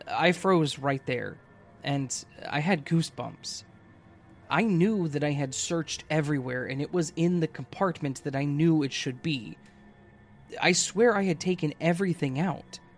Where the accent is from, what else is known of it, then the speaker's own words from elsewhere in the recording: Brazil; I came back home. I'm from Brazil.